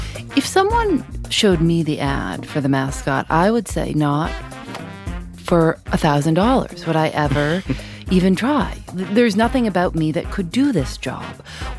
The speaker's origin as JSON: {"language": "English", "town": "Chicago", "region": "Illinois", "country": "United States", "tie": "born or raised there", "said": "when I grew up in Chicago, we had all these professional sports teams"}